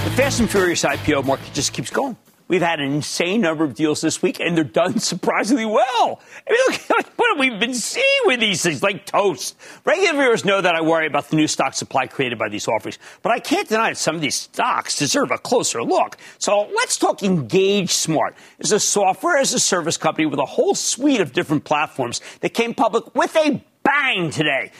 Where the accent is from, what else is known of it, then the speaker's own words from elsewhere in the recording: Philadelphia, Pennsylvania, United States; also born or lived in New Jersey; we're from Philly.